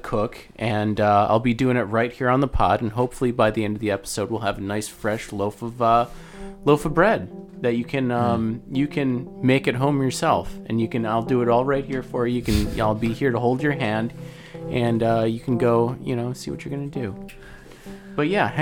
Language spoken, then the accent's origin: English; Albany, New York, United States; we're from Albany